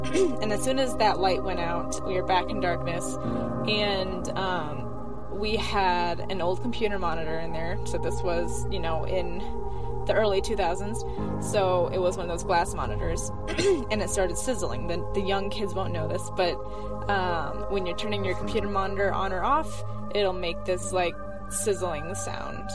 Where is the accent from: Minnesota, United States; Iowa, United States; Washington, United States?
Iowa, United States; now in Utah, United States; I live in Utah, but I grew up in Iowa.